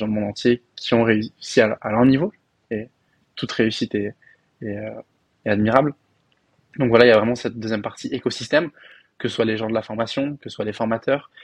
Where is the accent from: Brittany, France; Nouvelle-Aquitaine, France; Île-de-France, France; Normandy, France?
Île-de-France, France; Paris; moved away as an adult; also born or lived in Belgium; now in Dubai, United Arab Emirates; moi, j'ai grandi à Paris, dans le 19e arrondissement